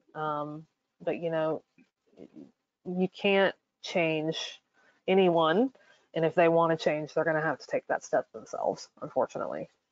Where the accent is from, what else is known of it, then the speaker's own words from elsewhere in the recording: North Carolina, United States; my home state, which is North Carolina.